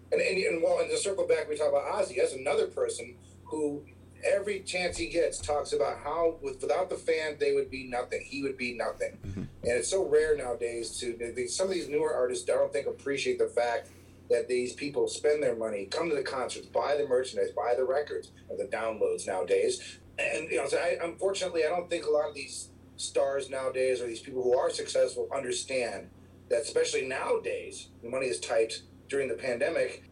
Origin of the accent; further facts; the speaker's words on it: Chicago, Illinois, United States; moved away as an adult; now in Colorado, United States; I am born, born and raised in Chicago